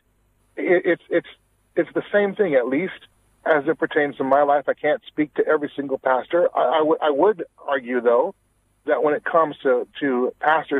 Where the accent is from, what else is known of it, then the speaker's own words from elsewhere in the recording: Washington, United States; I'm originally from Washington State.